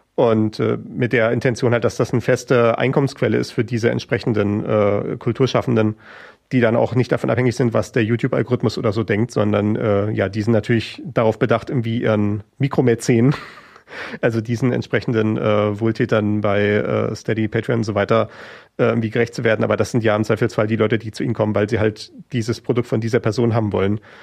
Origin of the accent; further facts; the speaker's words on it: Schwerin, Mecklenburg-Vorpommern, Germany; in Schwerin, wo ich aufgewachsen bin